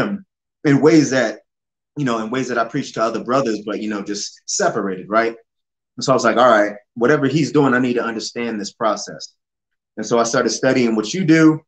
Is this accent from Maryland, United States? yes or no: yes; Baltimore, Maryland, United States; also born or lived in Florida; now in Colorado, United States; I'm from Baltimore